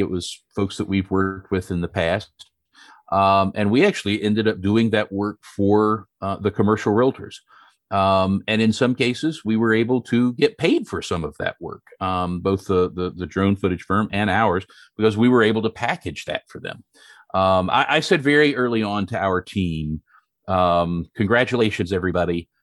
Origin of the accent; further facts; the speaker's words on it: Western North Carolina, United States; I grew up in a, a very rural, uh, community, a farming community, uh, in Western North Carolina